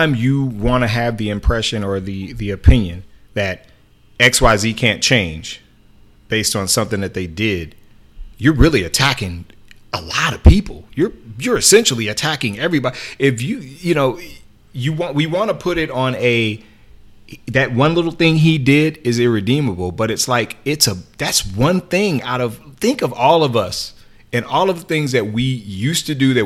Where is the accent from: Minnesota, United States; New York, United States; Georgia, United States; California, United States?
California, United States; Oakland; I grew up in Oakland.